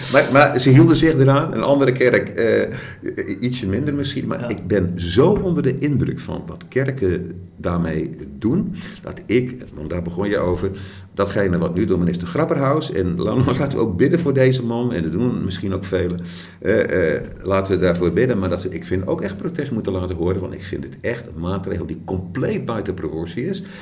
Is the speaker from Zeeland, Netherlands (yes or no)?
yes; Krabbendijke, Zeeland, Netherlands; accent: Zeeuws; ik kom van Krandiek.